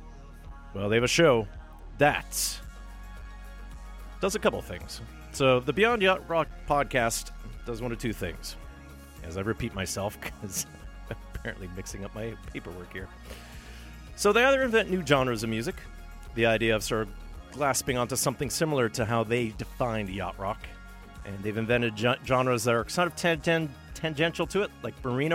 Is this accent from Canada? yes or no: yes; Thunder Bay, Ontario, Canada; From my hometown of Thunder Bay, Ontario